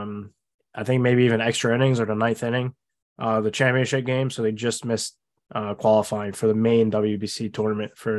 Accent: Long Island, New York, United States; I'm from Long Island, so not too far from the Cyclone Stadium

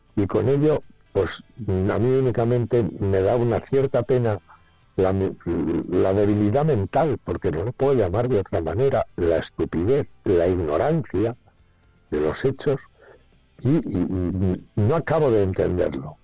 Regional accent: Spain; quiénes somos los españoles

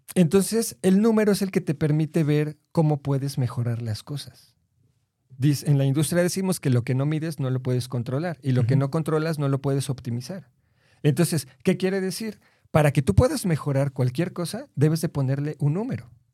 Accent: Mexico City, Mexico; yo soy de la, de la Ciudad de México

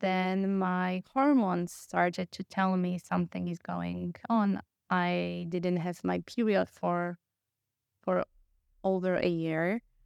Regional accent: Poland; moved away as an adult; also born or lived in Vienna, Austria; I come from Poland, I moved to Austria, or my studies

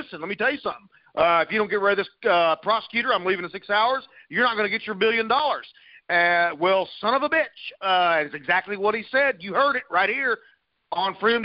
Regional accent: Arkansas, United States; I was born in Arkansas

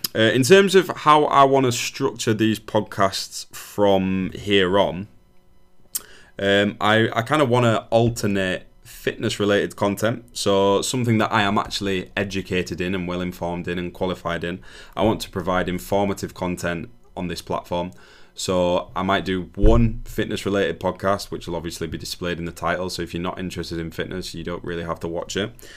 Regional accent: United Kingdom; we're very guilty of as British people.

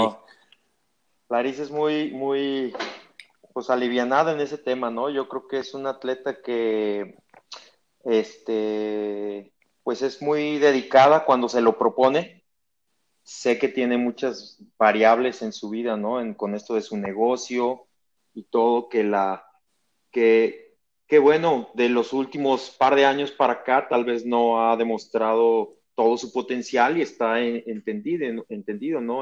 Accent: Mexico; soy el mejor mexicano

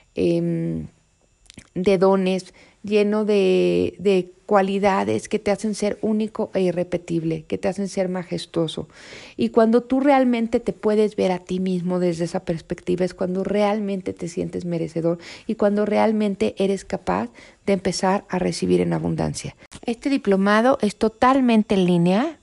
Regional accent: Mexico; México, que es mi país natal

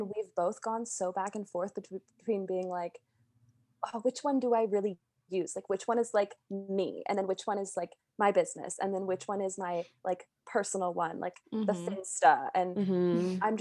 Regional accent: Calgary, Alberta, Canada; also born or lived in Montreal, Canada; now in Vancouver, Canada; I grew up in Calgary.

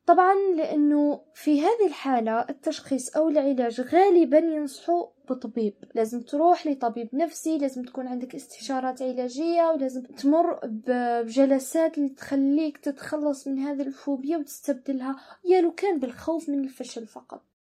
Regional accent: Algeria; لأنه دائما إحنا كأشخاص وبالتحديد كجزائريين

